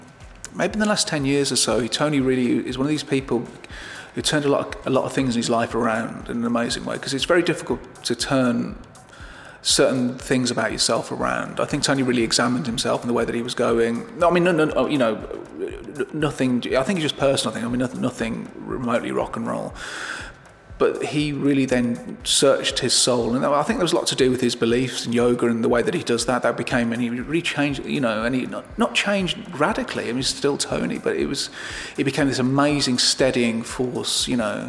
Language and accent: English; Birmingham, West Midlands, United Kingdom; I'm Irish, but I was brought up in Birmingham.